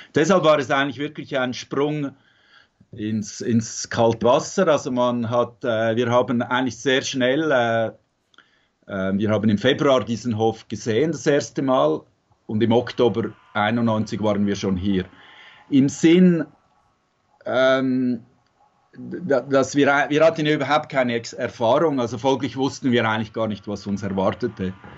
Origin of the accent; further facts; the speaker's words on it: Zurich, Switzerland; moved away as an adult; now in Tuscany, Italy; mit Musik gearbeitet in Zürich, wo ich aufgewachsen bin